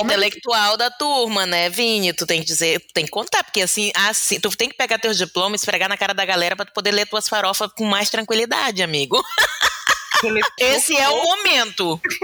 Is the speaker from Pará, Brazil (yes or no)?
yes; Pará, Brazil; moved away as an adult; also born or lived in Maranhão; now in Porto Alegre, Brazil; eu fui com dois meses de vida para o Pará, de modo que me considero paraense